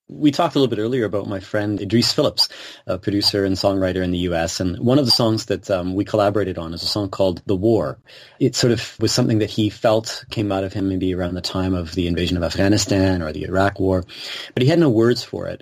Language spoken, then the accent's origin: English; Kitchener, Ontario, Canada; I grew up here in Kitchener